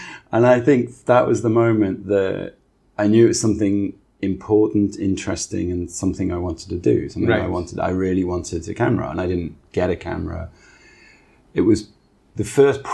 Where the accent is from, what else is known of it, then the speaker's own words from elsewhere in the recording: Newcastle upon Tyne, North East England, United Kingdom; moved away as an adult; also born or lived in Maidstone; now in Hong Kong; I grew up in Newcastle.